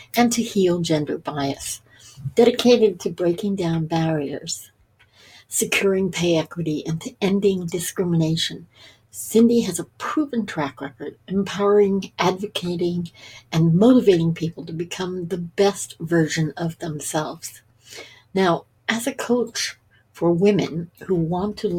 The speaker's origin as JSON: {"language": "English", "town": "Toronto", "region": "Ontario", "country": "Canada", "tie": "born or raised there", "said": "We both did some growing up in Toronto"}